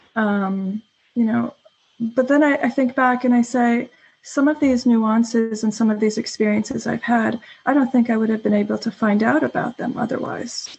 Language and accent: English; New York City, New York, United States; moved away as an adult; now in Stockholm, Sweden; I'm an American um, originally from the New York City area. I moved to Stockholm about eight years ago